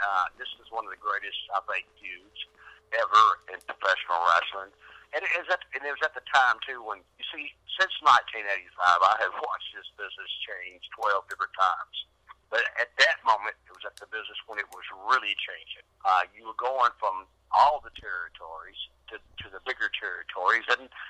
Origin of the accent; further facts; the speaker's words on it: New York, United States; No, I usually tell people I'm from New York, but I'm down here in the hills of Tennessee.